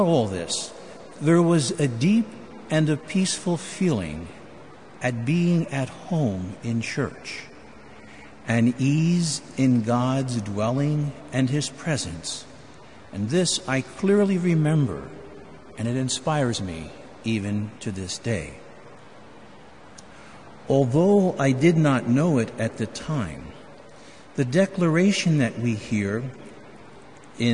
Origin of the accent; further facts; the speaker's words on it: Philadelphia, Pennsylvania, United States; now in Chicago, United States; As a young child growing up in Philadelphia